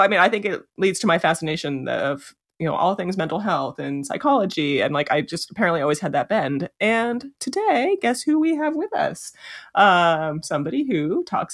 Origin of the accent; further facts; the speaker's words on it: Los Alamos, New Mexico, United States; we grew up in a super science town